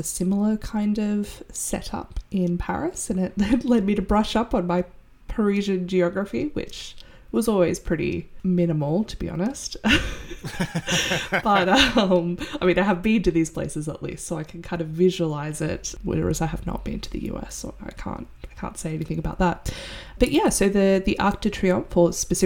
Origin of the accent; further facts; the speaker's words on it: Sydney, New South Wales, Australia; I'm from Sydney, which is very much a city that expanded with little foresight